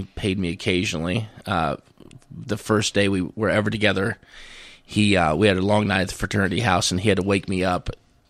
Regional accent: Missouri, United States; And my home territory, my hometown, was in the very far southeast part of the district, 16 counties in northwest Missouri, 154,000 people.

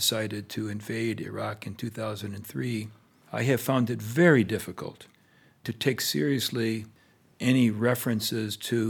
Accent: United States; Well, I'm an American.

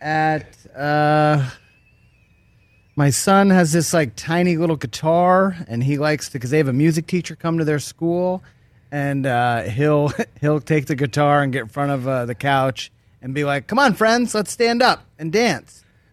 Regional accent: Maine, United States; also born or lived in Alaska / Virginia; My dad's in the Coast Guard, so I kind of grew up in a bunch of different places. We moved a lot every 3 years or so until we moved to Maine when I was 12. So I lived in Alaska a couple times and the beach in Virginia

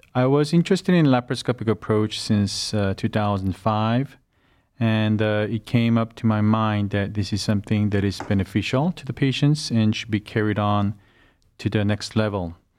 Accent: South Korea; moved away as an adult; now in Cleveland, United States; I had most of my education uh, back in South Korea. And I developed my career back in South Korea

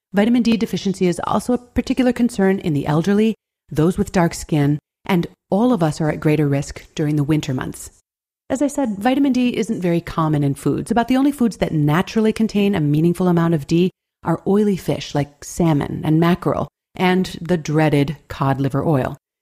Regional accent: Buffalo, New York, United States; my hometown of Buffalo, New York

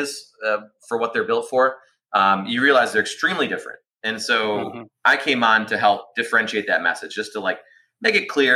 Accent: Detroit, Michigan, United States; born and raised in Detroit, Michigan, in the U.S.

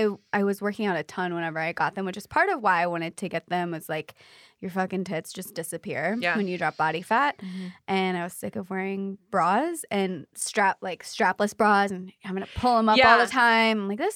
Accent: Pacific, Missouri, United States; moved away; In a tiny little town called Pacific, Missouri.

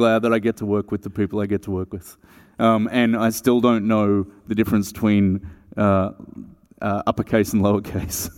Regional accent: Melbourne, Victoria, Australia; I'm from Melbourne, Australia

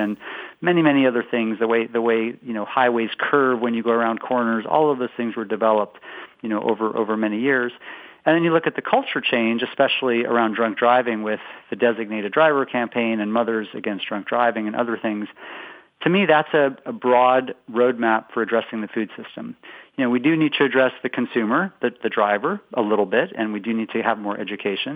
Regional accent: West Coast, United States; moved away as an adult; now in Boston, United States; I'm originally from the West Coast, but now I've been in Boston about 17 years

